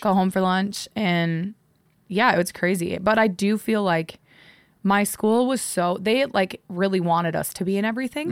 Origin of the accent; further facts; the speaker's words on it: Midwest, United States; moved away; growing up in the Midwest, like, small town